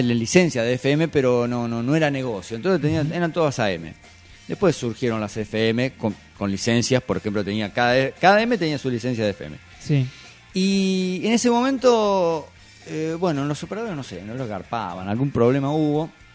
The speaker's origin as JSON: {"language": "Spanish", "town": "General Madariaga", "region": "Buenos Aires Province", "country": "Argentina", "tie": "born or raised there", "moved": "yes", "said": "en una radio que estaba en, mi pueblo, Madariaga"}